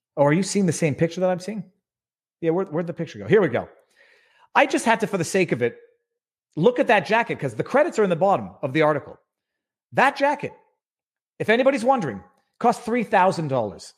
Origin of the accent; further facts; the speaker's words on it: Canada; As a Canadian